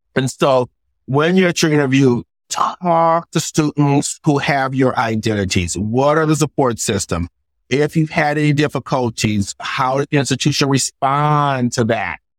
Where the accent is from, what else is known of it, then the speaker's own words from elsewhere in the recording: United States; I grew up poor in America